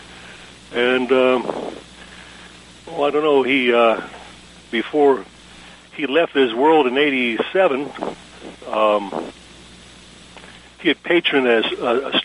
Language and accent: English; Georgia, United States; also born or lived in Chelsea, Michigan; my family moved here in 1954